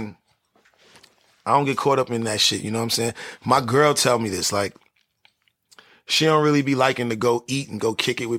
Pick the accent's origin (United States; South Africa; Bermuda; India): United States; New York City, New York; moved away as an adult; also born or lived in Washington Heights; now in California, United States; That's where I was raised